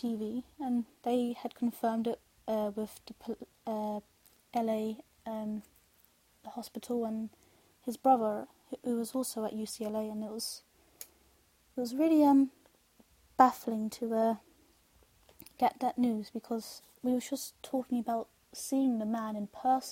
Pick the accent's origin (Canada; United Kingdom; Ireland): United Kingdom; London; I'm from London